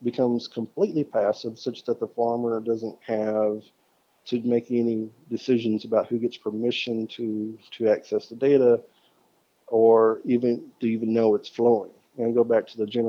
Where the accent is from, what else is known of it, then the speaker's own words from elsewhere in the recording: Arkansas, United States; my home state of Arkansas